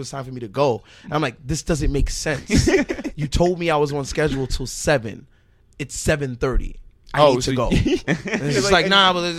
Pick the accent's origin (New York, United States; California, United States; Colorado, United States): New York, United States; Brooklyn; Downtown. From okay. Fort Greene.